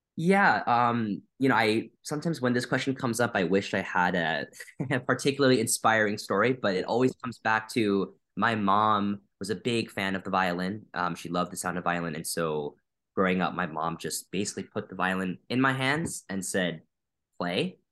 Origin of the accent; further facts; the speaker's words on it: Wisconsin, United States; moved away as an adult; also born or lived in Chicago; now in Boston, United States; I was born and raised in Wisconsin, so I'm from the Midwest